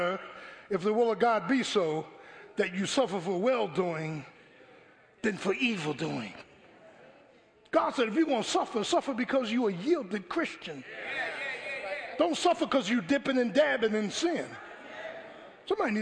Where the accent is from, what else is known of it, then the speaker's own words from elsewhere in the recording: Philadelphia, Pennsylvania, United States; moved away as an adult; I grew up in South Philly. First 17 years of my life. Went to South Philadelphia High, graduated, went in the military